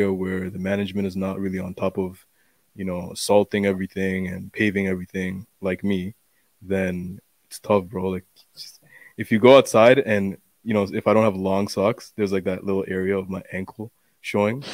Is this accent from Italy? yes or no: no; Canada; also born or lived in Bangladesh; I grew up in Canada, born in Bangladesh.